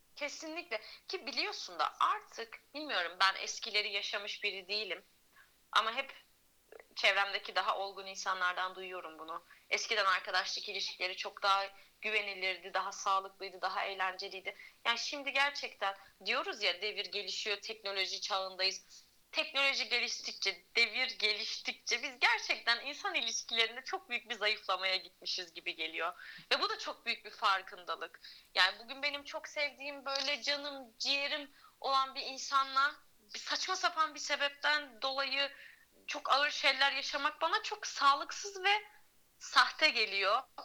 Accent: Antalya, Turkey; moved away as an adult; also born or lived in Tekirdağ; ben Antalya'da doğdum, büyüdüm

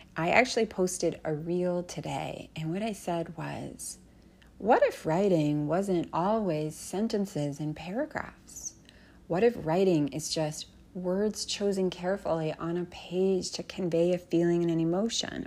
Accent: Canada; When I was growing up in Canada

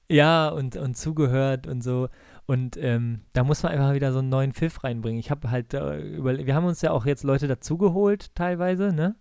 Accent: Bremen, Germany; ich komme ja aus Bremen und meine ganze Familie ist äh, Werder-Fans

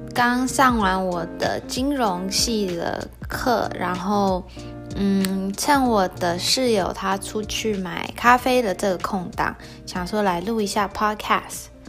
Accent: Taiwan; 我就是台湾人，所以就会中文

